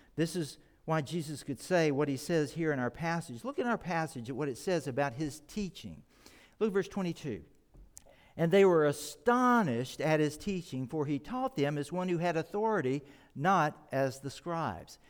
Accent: Texas, United States; moved away; I grew up in Texas

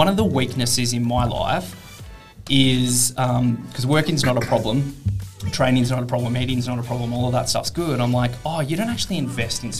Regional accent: Canberra, Australian Capital Territory, Australia; moved away as an adult; now in Perth, Australia; I grew up in Canberra, which is a very public service based city

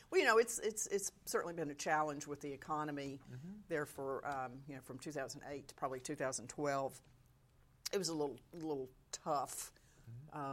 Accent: South Georgia, United States; also born or lived in Mississippi; grew up in South Georgia

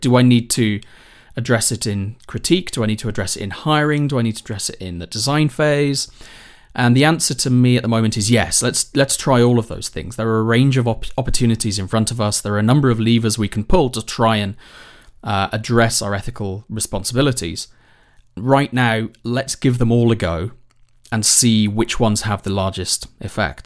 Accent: United Kingdom; I'm British

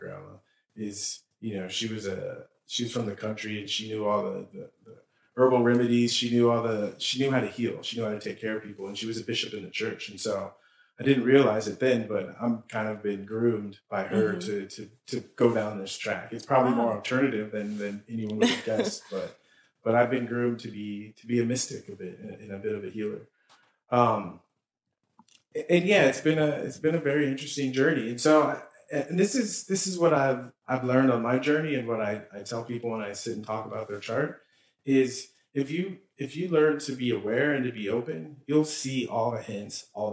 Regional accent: San Diego, California, United States; I grew up in San Diego

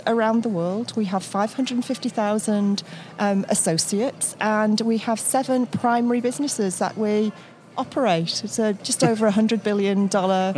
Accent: United Kingdom; moved away as an adult; I'm a Brit. I started as an accountant back in the UK

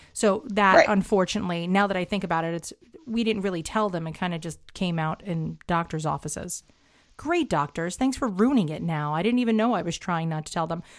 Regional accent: New York City, New York, United States; as a New Yorker

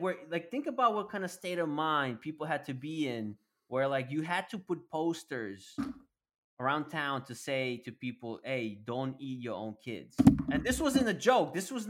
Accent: Russia; English is a second language; I was born in Soviet Union, and I grew up during the rebuilding period. So there was a lot of fucked up shit going on back then.

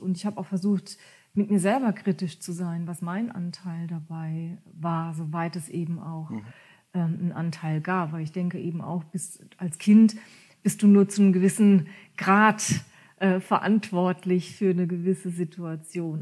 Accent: Ketsch, Baden-Württemberg, Germany; first language German; moved away as an adult; also born or lived in near Hamburg; now in near Kiel, Germany; ich bin in Ketsch groß geworden. Das ist ein kleiner Ort zwischen Heidelberg und Mannheim

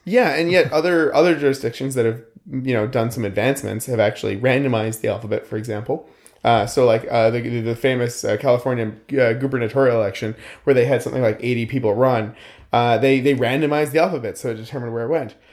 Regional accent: Lower Mainland, British Columbia, Canada; I come from the Lower Mainland

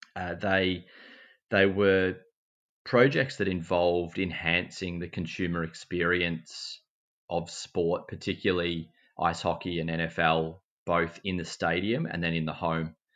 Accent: Mansfield, Victoria, Australia; I grew up in Mansfield, in country Victoria

